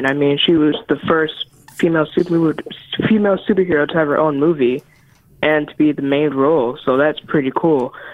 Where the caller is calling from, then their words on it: Powder Springs, Georgia, United States; I am calling from Powder Springs, Georgia.